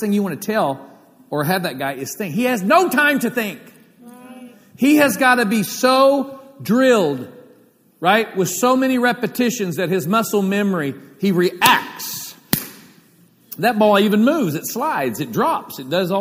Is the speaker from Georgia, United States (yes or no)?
no; Oklahoma, United States; Growing up in Oklahoma